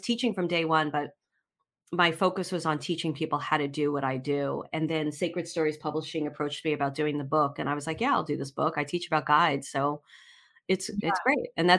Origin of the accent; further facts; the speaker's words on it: Brooklyn, New York, United States; born there; So I was born in Brooklyn.